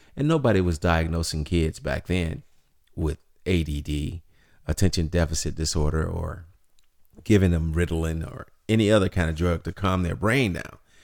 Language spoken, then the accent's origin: English; Chicago, Illinois, United States; growing up in Chicago, the south side of the city